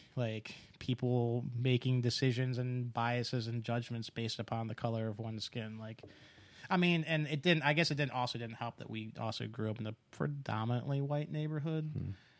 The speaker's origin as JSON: {"language": "English", "region": "East Coast", "country": "United States", "tie": "born or raised there", "said": "I grew up on the East Clo-, Coast"}